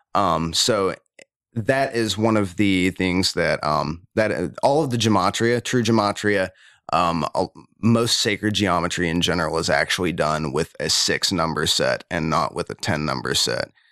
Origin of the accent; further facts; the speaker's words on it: United States; I'm proud American